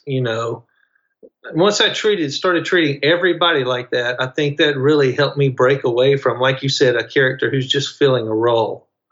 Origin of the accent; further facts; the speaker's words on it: Mississippi, United States; I'm from Mississippi